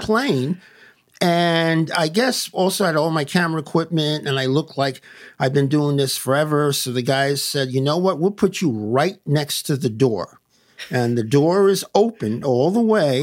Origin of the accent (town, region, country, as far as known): New York City, New York, United States; born or raised there; moved away as an adult; also born or lived in Massachusetts; now in Lakewood, United States